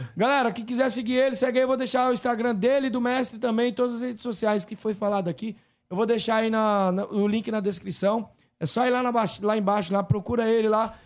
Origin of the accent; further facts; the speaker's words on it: São Paulo, Brazil; Nasci em São Paulo